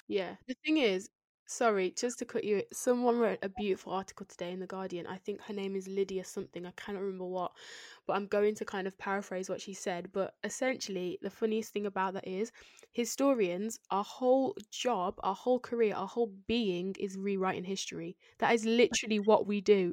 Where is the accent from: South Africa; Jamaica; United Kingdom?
United Kingdom; I'm born here and I've been educated here and I've grew up here, grown up here.